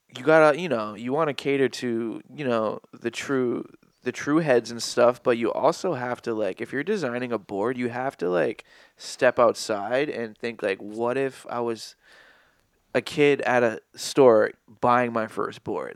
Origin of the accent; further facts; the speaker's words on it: Fall River, Massachusetts, United States; I'm from the East Side of Fall River